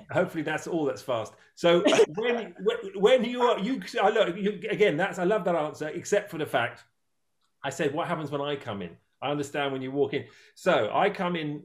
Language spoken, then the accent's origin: English; Dorset, South West England, United Kingdom; moved away; also born or lived in New York / Los Angeles; ever since I was a small boy, growing up on the River Stour in England, in Dorset.